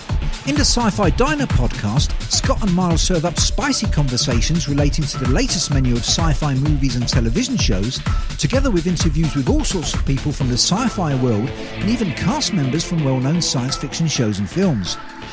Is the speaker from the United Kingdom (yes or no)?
yes; United Kingdom; you've probably guessed from my accent that I'm a Brit.